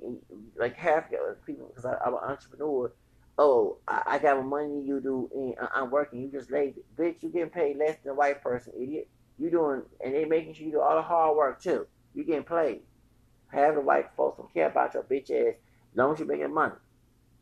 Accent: Texas, United States; I'm from Texas, from here with the Mexican part

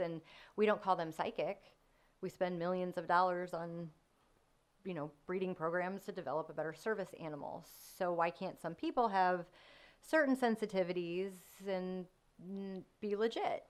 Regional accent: Missouri, United States; also born or lived in North County, Missouri / Baden, St. Louis / DeSoto, Missouri; I've, again, lived here my whole life, daughter of divorced parents, and have been everywhere from North County to DeSoto, Missouri

